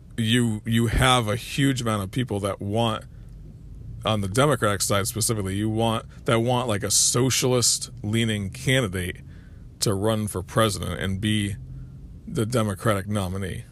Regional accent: United States; We're the American people

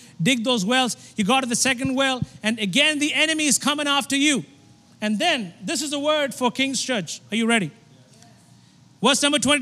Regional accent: India; I'm from India. And we have 33 million gods in India.

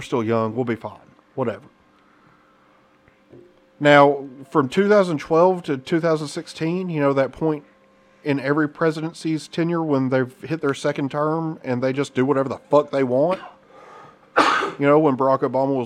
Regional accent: United States; an American

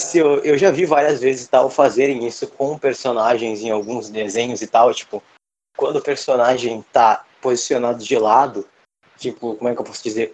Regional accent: Brazil; nós somos brasileiros, o nosso povo é um coquetel genético

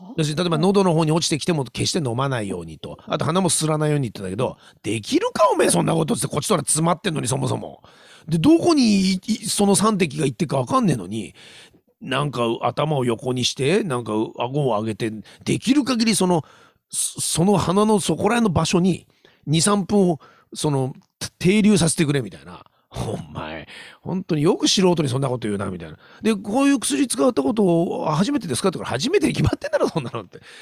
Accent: Hokkaido, Japan; 俺、北海道人だからさ

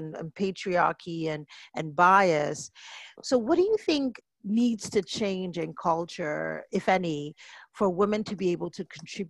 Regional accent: Nigeria; even for me as a Nigerian, we are, you know, we are bolder

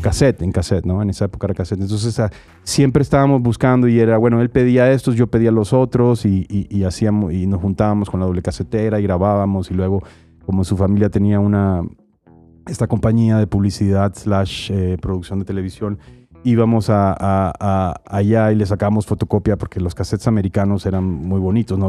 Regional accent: Barranquilla, Atlántico, Colombia; moved away; soy de Barranquilla, Colombia

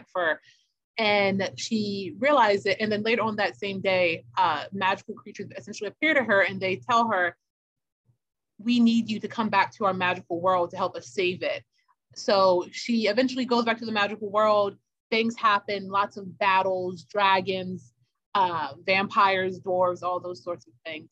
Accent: Baltimore, Maryland, United States; who lives in Baltimore City, which is my hometown

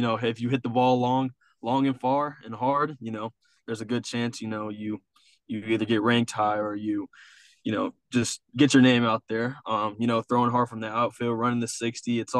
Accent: Sanford, Florida, United States; we were in Sanford, my hometown

